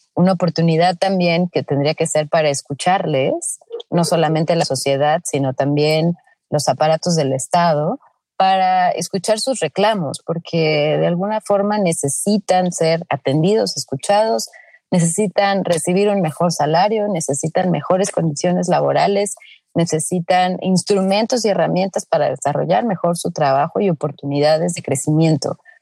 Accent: Mexico; somos como mexicanos

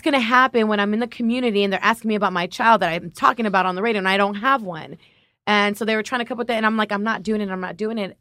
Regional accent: Los Angeles, California, United States; also born or lived in Compton; My family grew up in Compton. I'm from Linwood Watts.

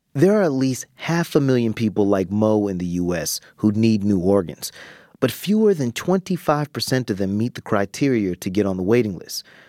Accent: Jacksonville, Florida, United States; my hometown of Jacksonville, Florida

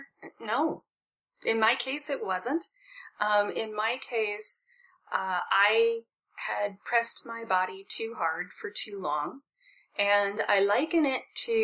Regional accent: Midwest, United States; I grew up in the Midwest, and frequently Midwesterners are raised to believe, you know, work hard and you'll get what you want. We're hard workers in the Midwest

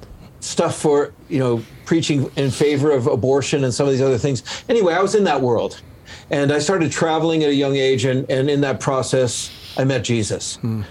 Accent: San Francisco, California, United States; I was raised actually in San Francisco

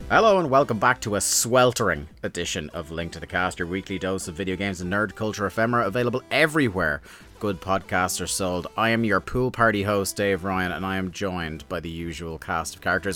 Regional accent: Ireland; as an Irishman

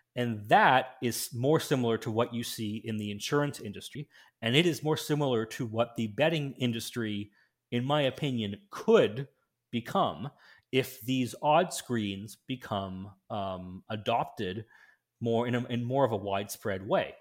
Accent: Canada; in my home country of Canada

